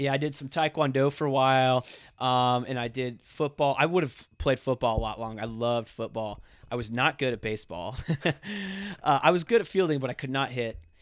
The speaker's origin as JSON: {"language": "English", "town": "Ocala", "region": "Florida", "country": "United States", "tie": "born or raised there", "also_born_or_lived": "Fort Myers, Florida", "said": "I was born in Fort Myers, Florida. Um, it's on the Gulf Side, uh, Southern Florida. Um, lived there for a couple years, moved to Ocala, Florida."}